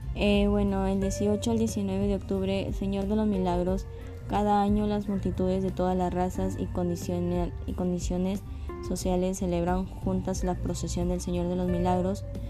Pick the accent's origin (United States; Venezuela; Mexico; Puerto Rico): Mexico; nosotros como los mexicanos debemos de sentirnos orgullosos de donde de dónde nacimos